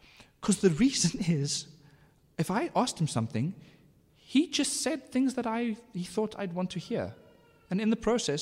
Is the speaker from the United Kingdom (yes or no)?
no; South Africa; I am an Afrikaner. I am a father. I'm a South African.